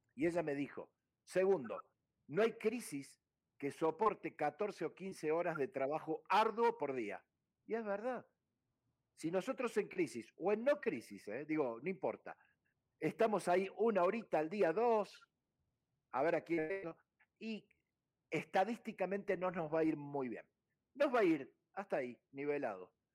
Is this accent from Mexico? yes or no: no; Córdoba, Argentina; moved away as an adult; Yo nací en una ciudad llamada Córdoba, que para el que no conoce está en el centro geográfico de Argentina